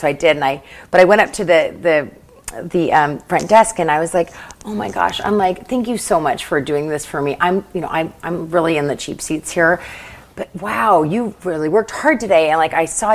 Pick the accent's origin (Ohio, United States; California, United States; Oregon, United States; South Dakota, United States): Oregon, United States; Portland; I grew up from Portland, Oregon